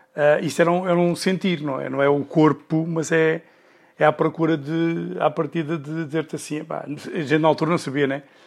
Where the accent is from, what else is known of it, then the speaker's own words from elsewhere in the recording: Sintra, Lisbon, Portugal; eu sou de Sintra